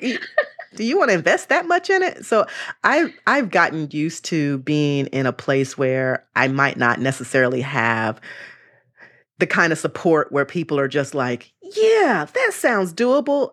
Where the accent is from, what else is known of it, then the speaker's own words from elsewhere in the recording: Charlotte, North Carolina, United States; moved away as an adult; also born or lived in Greensboro, North Carolina; now in Bay Area, United States; I'm originally born in Greensboro, North Carolina, and I was raised in Charlotte, North Carolina.